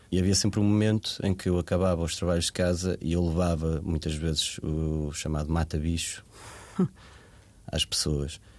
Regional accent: Portugal; passei a minha infância em Varzedouro, numa aldeia

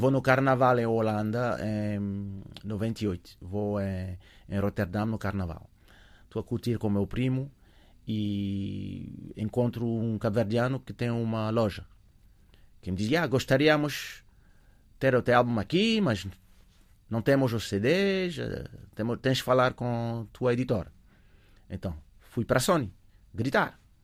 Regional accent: Paris, Île-de-France, France; Portuguese is a second language; moved away as an adult; also born or lived in Africa (early childhood); now in Portugal; cresci em Paris

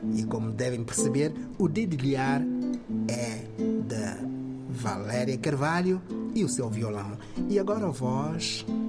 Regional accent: São Tomé & Príncipe; moved away; eu sou de São Tomé e Príncipe, origem

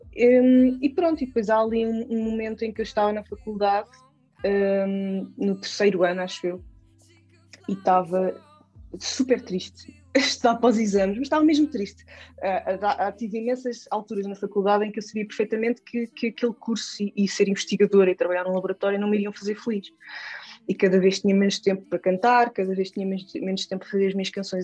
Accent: Gouveia, Centro, Portugal; moved away as an adult; also born or lived in Lisbon; foi aqui que eu cresci e sou extremamente grata por ter crescido aqui na Serra da Estrela

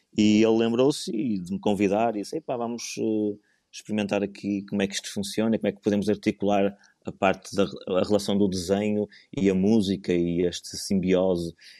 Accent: Porto, Norte, Portugal; now in Leça da Palmeira, Portugal; eu nasci no Porto e vivo na fantástica Lessa da Palmeira, na melhor terra de Portugal

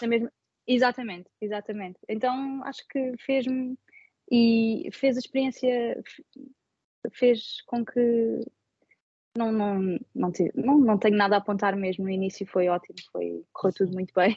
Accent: Portugal; moved away as an adult; now in Sydney, Australia; os portugueses, nós temos sempre espaço para mais uma pessoa à mesa

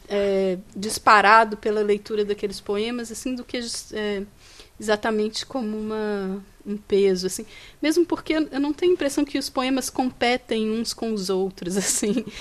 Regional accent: Minas Gerais, Brazil; eu sou de, de Minas Gerais, que Sim. é o estado de, do Carlos Drummond de Andrade

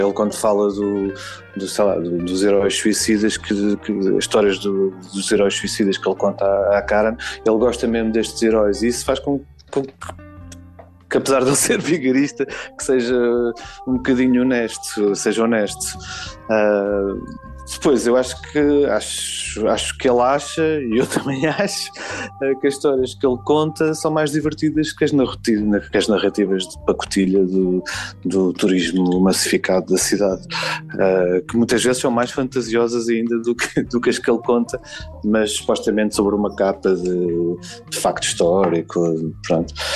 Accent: Lisbon, Portugal; eu sou de Lisboa, eu, sou, eu, sempre vivi no centro de Lisboa

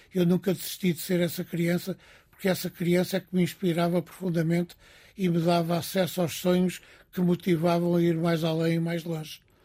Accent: Cascais, Lisbon, Portugal; Eu nasci perto do mar, em Cascais

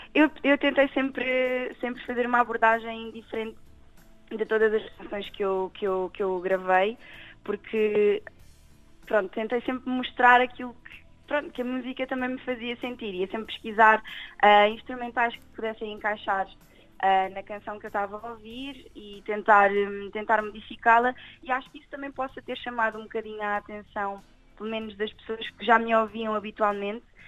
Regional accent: Torres Vedras, Centro, Portugal; also born or lived in Lisbon; resido aqui na Zona Oeste já há muito tempo. Uhum. Uh, desde, desde, pequenina. Eu nasci em Lisboa e vim logo para cá, nem respirei, já estava em Torres

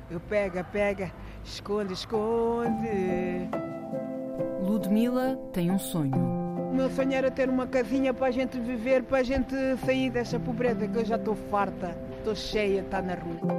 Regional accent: Alverca do Ribatejo, Lisbon, Portugal; also born or lived in Guinea-Bissau; now in Porto, Portugal; Pronto, eu nasci na Guiné, sou da Guiné-Bissau. E, e, venho de. Sou natural da Alverca do Rebatejo. E vim para o Porto em, 2000 e, é, para o Porto em 2010.

